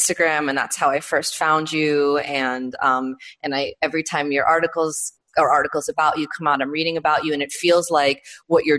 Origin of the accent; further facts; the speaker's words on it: New York, United States; I grew up in New York